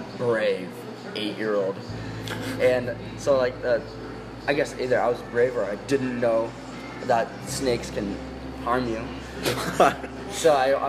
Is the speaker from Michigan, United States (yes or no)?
yes; Elk Rapids, Michigan, United States; I've lived in Elk Rapids my entire life. I've never moved whatsoever